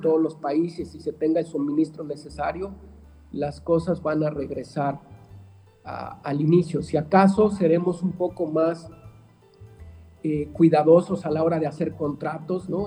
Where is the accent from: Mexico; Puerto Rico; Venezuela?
Mexico; Guadalajara, Jalisco; somos paradójicos los tapatíos